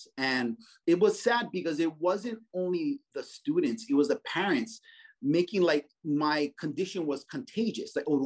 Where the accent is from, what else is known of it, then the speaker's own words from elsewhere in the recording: Kaneohe, Hawaii, United States; I grew up in Kaneohe.